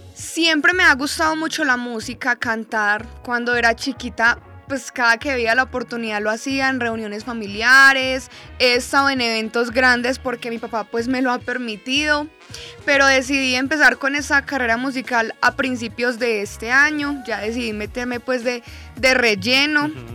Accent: Medellín, Antioquia, Colombia; yo soy de Medellín

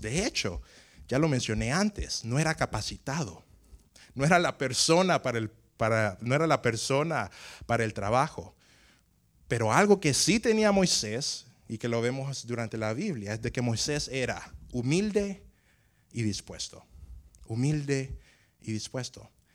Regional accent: Tegucigalpa, Francisco Morazán, Honduras; yo nací en Tegucigalpa, Tegucigalpa en Honduras

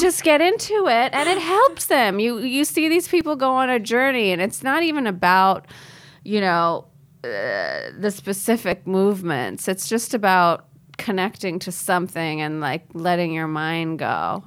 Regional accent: India; as an Indian person

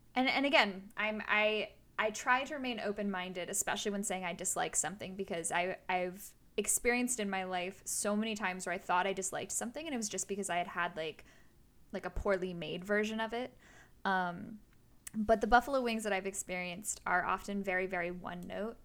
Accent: United States; as an American

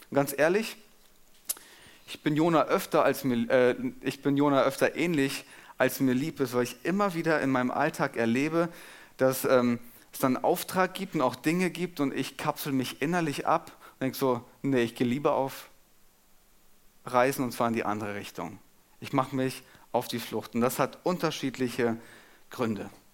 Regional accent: Germany; als Deutscher

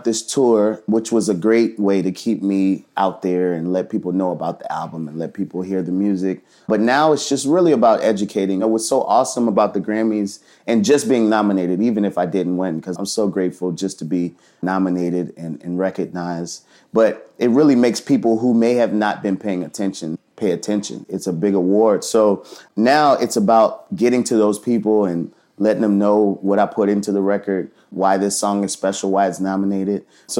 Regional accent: New Orleans, Louisiana, United States; moved away as an adult; also born or lived in Atlanta / New York / Los Angeles; now in New Orleans, United States; I'm born and raised in New Orleans. Yeah. Left home after high school, had never been back

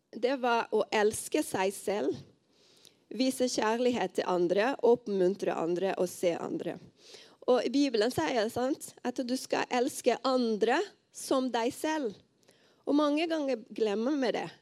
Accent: Rio de Janeiro, Brazil; moved away as an adult; now in Os, Norway; Jeg kommer fra Rio de Janeiro i Brasil. Og nå har jeg vært her i Norge i tolv år

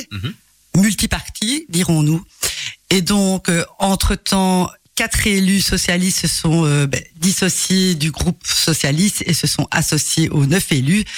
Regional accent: Belgium; Je suis né en Belgique. Mon père est d'origine espagnole. Mais ma mère est d'origine belge, elle est flamande en fait.

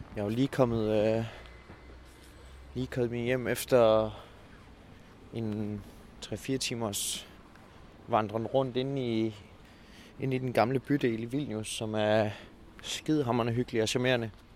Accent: Denmark; hjemme i Danmark

